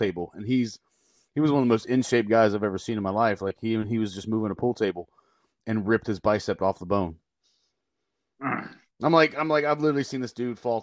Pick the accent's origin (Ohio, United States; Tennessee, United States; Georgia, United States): Ohio, United States; Southern; also born or lived in Columbus, Ohio; I was born and raised in Southern Ohio